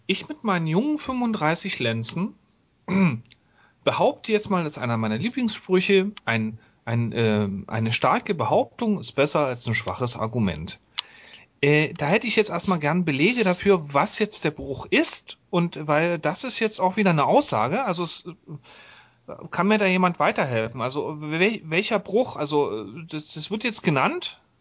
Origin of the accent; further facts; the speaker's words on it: East Germany, Germany; ich komme aus der DDR.